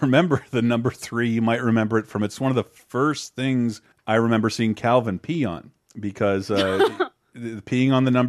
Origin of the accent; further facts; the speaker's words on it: the South, United States; And, growing up in the South, like this dude was immortalized everywhere for a very long time.